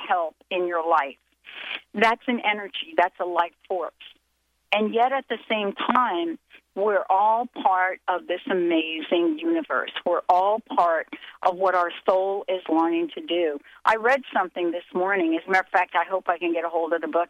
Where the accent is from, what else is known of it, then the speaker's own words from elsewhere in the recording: East Coast, United States; moved away; I'm from the East Coast